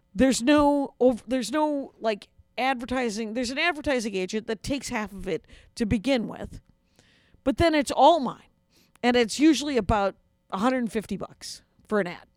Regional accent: South Milwaukee, Wisconsin, United States; moved away as an adult; now in Minneapolis, United States; I grew up outside of Milwaukee in Wisconsin in a little factory town called South Milwaukee.

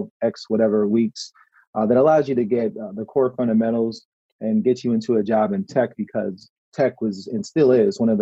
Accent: Chicago, Illinois, United States; moved away as an adult; now in Detroit, United States; I'm from Chicago

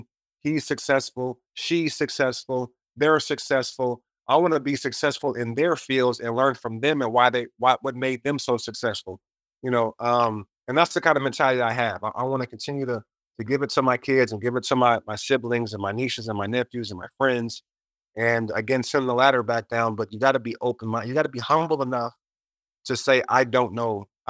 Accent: United States; Especially as an American, we have the most COVID cases right now.

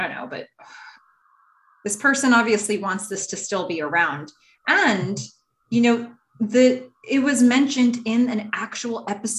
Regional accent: Ukraine; first language Russian; I'm from Ukraine, but grew up speaking Russian only, which for me, I think that does put this in some context.

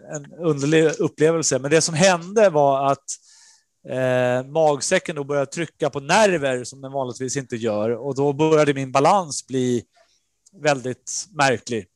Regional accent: Norrtälje, Stockholm County, Sweden; also born or lived in Nerja, Spain; Jag kom från Norrtälje, och skulle in i, i Stockholmsscenen

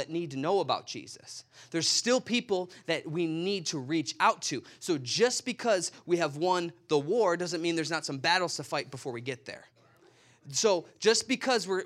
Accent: Chicago, Illinois, United States; moved away; I'm from Chicago

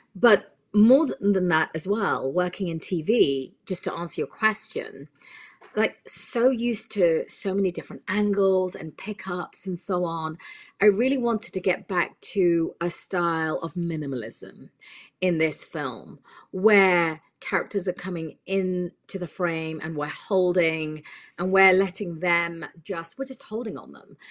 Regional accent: United Kingdom; now in California, United States; I'm from the U K originally, that's where I was born, but I've lived here for a considerable amount of time now, and I'm American.

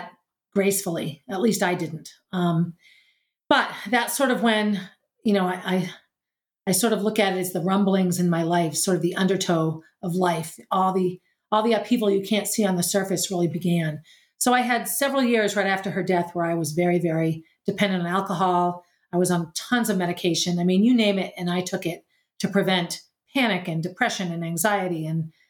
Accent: New Hampshire, United States; also born or lived in Boston; I returned to New Hampshire and just began teaching public school where I had gone to school in my hometown

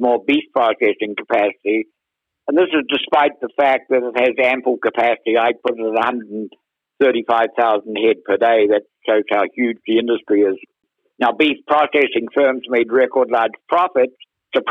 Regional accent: Akaroa, Canterbury, New Zealand; moved away as an adult; also born or lived in London, United Kingdom; now in United States; I grew up actually in the deepest natural harbour in the southern hemisphere, Kerry, called Akaroa Harbour

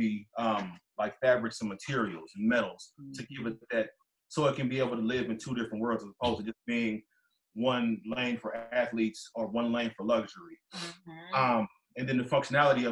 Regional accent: Richmond, California, United States; also born or lived in New York / El Sobrante; I'm from Richmond

